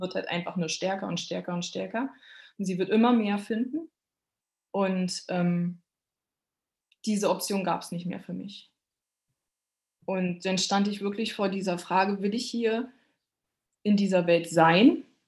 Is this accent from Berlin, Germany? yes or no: yes; Berlin, Germany; moved away; Ich bin ja äh, Berliner Stadtgöre